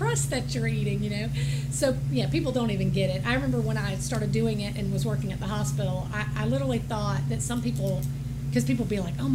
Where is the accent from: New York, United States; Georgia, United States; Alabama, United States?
Georgia, United States; Augusta; also born or lived in Texas; I grew up in Augusta